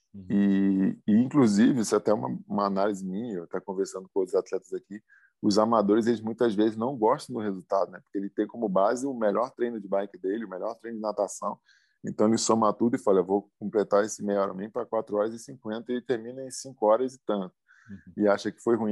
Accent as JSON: {"language": "Portuguese", "region": "Rio de Janeiro", "country": "Brazil", "tie": "born or raised there", "said": "tô numa Olimpíada, na minha cidade, onde eu nasci, com a família inteira"}